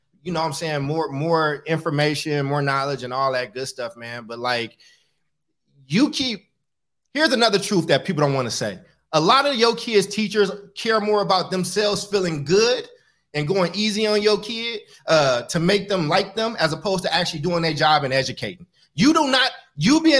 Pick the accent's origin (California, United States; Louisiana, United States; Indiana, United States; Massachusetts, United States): California, United States; Oakland; I grew up in Oakland, California, where it's a lot of homeless people that people stepping over